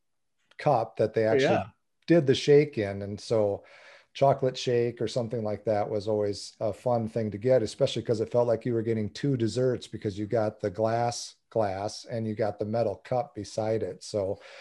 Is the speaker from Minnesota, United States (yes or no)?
yes; Minnesota, United States; as a Minnesotan